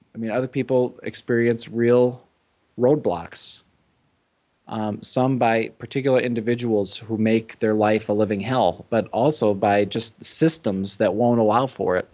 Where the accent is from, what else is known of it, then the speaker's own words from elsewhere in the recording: Chicago, Illinois, United States; moved away; I'm from the Chicago area